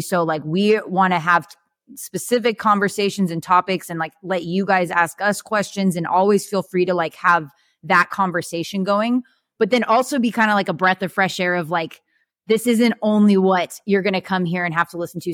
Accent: California, United States; moved away as an adult; now in Arizona, United States; We're from California

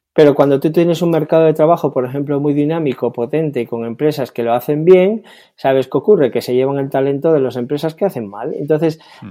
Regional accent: Spain; soy optimista en mi país

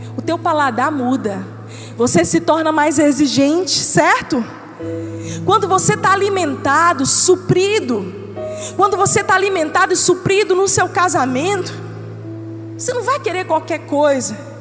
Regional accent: Northeast Region, Brazil; A gente é nordestino, vamos lá, a gente gosta de farinha

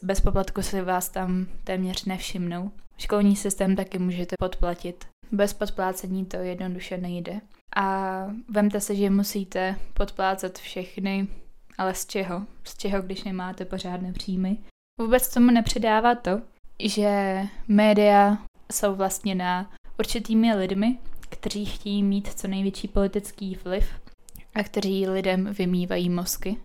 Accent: Czechia; also born or lived in Moldova; celý život život tady v Česku v podstatě od 6 let

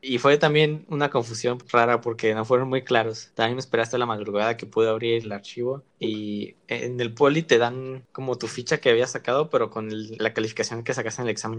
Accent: Chihuahua, Mexico; moved away as an adult; now in Mexico City, Mexico; yo soy de Chihuahua

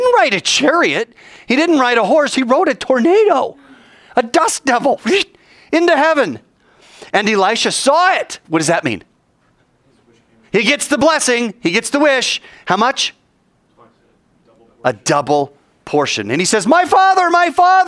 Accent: United States; we're American

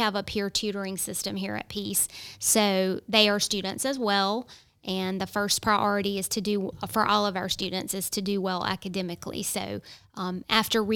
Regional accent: Raleigh, North Carolina, United States; now in Johnston County, United States; I'm actually from Raleigh

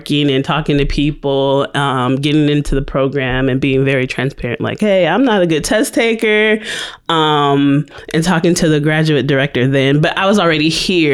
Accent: California, United States; moved away as an adult; also born or lived in Petersburg, Virginia; now in Virginia, United States; I am originally from California

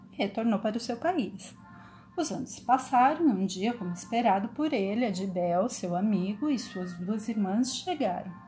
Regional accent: São Paulo, Brazil; Eu sou paulistana e amo é a cidade que eu moro

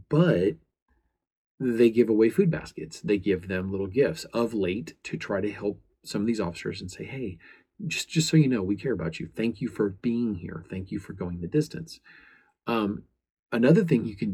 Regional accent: United States

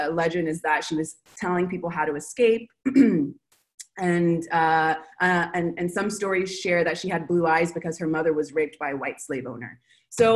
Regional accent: Los Angeles, California, United States; moved away as an adult; now in Buenos Aires, Argentina; I'm from Los Angeles

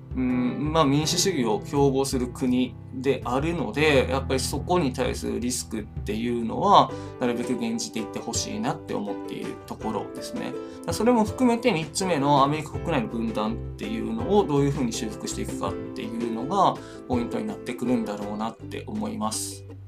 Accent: Wakayama, Japan; moved away; 和歌山県民としても和歌山県民じゃないんですけど今は、まあ、あの出身者としては

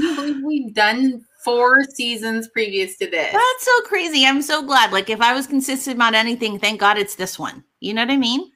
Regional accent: Hawaii, United States; I come from Hawaii

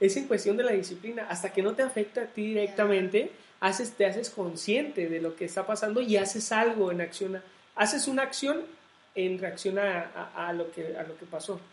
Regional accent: Jalisco, Mexico; mi tierra, o sea, de acá de, Jalisco

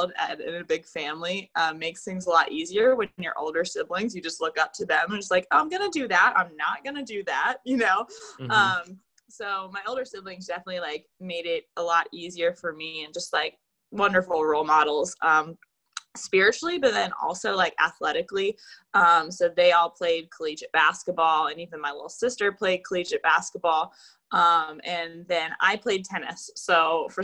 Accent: Jacksonville, Florida, United States; I was born and raised in Jacksonville, Florida

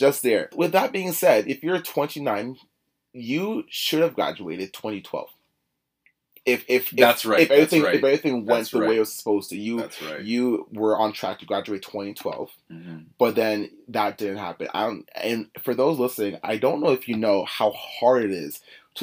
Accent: Oakville, Ontario, Canada; growing up in Oakville, you hear horror stories of places like Scarborough

